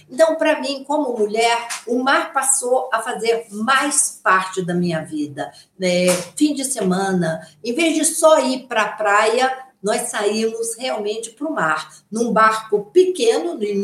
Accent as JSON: {"language": "Portuguese", "region": "Rio de Janeiro", "country": "Brazil", "said": "eu já tinha contato com o mar, eu sou carioca, é, morava em Ipanema, então o mar era assim, um lugar que eu ia sempre com os meus irmãos."}